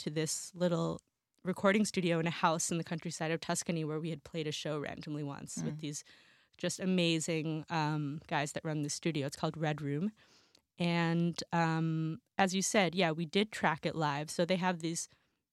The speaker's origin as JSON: {"language": "English", "town": "New York City", "region": "New York", "country": "United States", "tie": "born or raised there", "moved": "yes", "lives_now": "Berlin, Germany", "said": "I'm from New York City originally, born and raised in Manhattan. I've been living in Berlin for quite a few years now"}